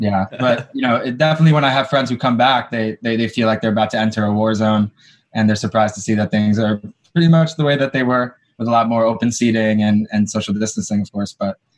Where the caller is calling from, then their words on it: New York City, New York, United States; Yes, New York, West Village. Hell of a time to be in New York.